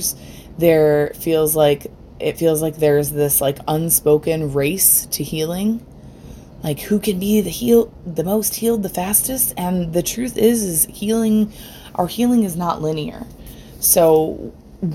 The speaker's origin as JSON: {"language": "English", "town": "Rochester", "region": "New York", "country": "United States", "said": "I'm from Rochester, New York"}